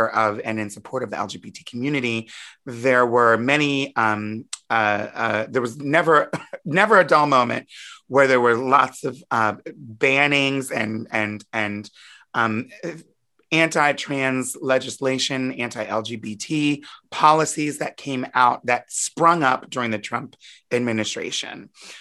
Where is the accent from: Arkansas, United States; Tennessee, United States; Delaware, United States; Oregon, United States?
Delaware, United States; Wilmington; I grew up in Wilmington, Delaware.